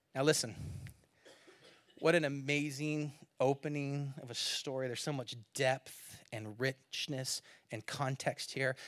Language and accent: English; California, United States; moved away; I'm from California, so we have more droughts